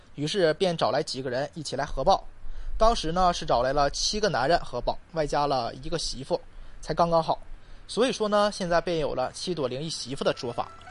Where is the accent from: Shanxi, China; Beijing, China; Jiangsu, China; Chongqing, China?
Shanxi, China; 咱们山西是一个太平之地，因为是黄土高原嘛，所以四周呢总是有一些崇山峻岭，道路很少，易守难攻嘛